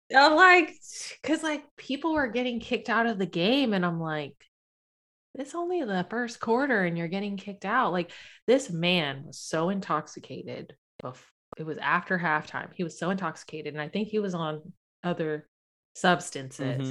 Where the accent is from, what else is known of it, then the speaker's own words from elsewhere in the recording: Sacramento, California, United States; also born or lived in South San Francisco / Daly City; I lived in Daly City until I was six, moved to Sacramento when I turned seven in Sacramento. So, I'm basically from Sac.